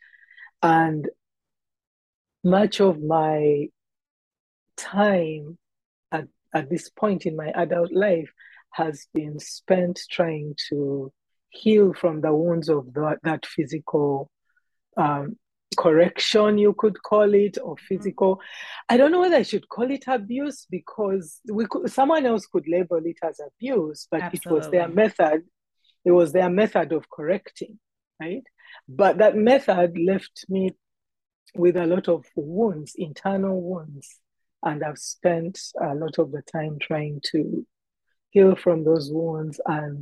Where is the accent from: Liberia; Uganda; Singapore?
Uganda; moved away as an adult; now in Canada; I am a girl who was born and raised in Uganda, in East Africa